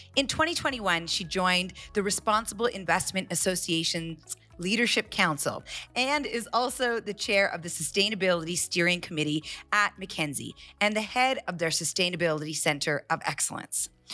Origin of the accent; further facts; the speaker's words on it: Calgary, Alberta, Canada; I'm born and raised in Calgary, but my parents are immigrants and, and, um, from India.